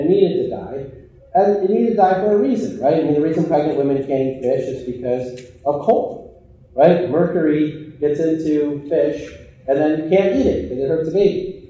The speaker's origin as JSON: {"language": "English", "region": "Illinois", "country": "United States", "tie": "born or raised there", "said": "my hometown that I grew up in Illinois"}